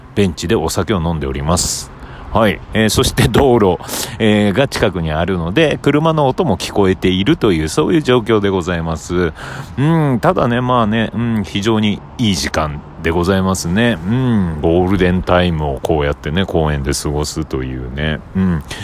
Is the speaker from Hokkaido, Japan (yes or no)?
yes; Obihiro, Hokkaido, Japan; now in Tokyo, Japan; 北海道帯広市、僕の地元